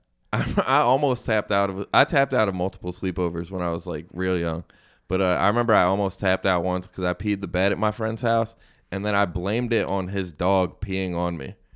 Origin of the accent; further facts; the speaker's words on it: Syracuse, New York, United States; moved away as an adult; now in Philadelphia, United States; I'm from Syracuse